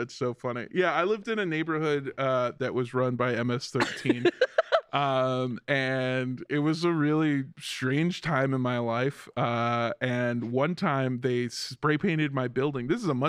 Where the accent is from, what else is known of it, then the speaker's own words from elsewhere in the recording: Los Angeles, California, United States; Well, I'm from Los Angeles, where you don't have neighbors.